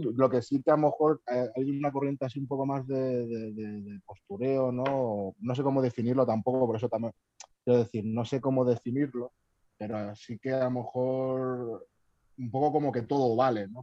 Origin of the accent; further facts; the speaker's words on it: Albacete, Castilla-La Mancha, Spain; Yo creo que soy de Albacete.